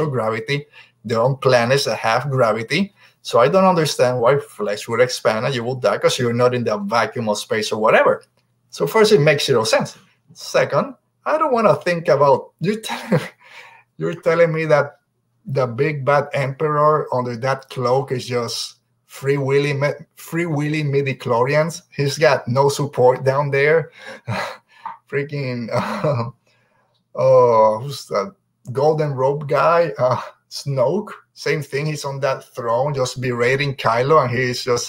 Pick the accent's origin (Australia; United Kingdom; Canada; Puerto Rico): Puerto Rico; I'm from Puerto Rico